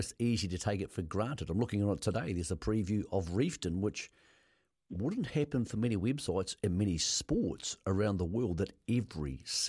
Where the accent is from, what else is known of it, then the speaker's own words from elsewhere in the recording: Greymouth, West Coast, New Zealand; moved away; But I'm actually a Southern man, so I know the South doesn't claim me anymore, but I'm from Greymouth, so that makes you your Southern man.